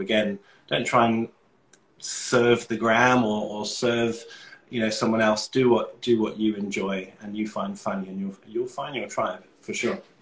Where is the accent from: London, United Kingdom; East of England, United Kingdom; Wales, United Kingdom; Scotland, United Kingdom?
London, United Kingdom; moved away as an adult; also born or lived in Manchester; now in Australia; I'm from London. Uh, I moved to Australia in 2015